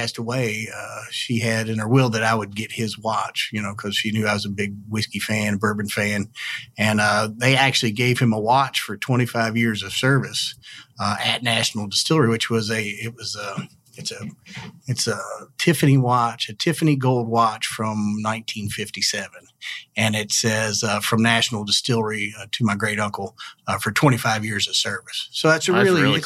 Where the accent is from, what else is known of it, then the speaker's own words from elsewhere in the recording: Louisville, Kentucky, United States; I grew up over in Crescent Hill, the Clifton area to be more precise, on Payne Street